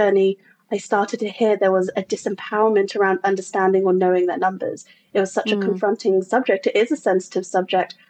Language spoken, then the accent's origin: English; England, United Kingdom; moved away as an adult; now in United States; I'm from England originally, and I was in corporate England there and came over to America again, landing in corporate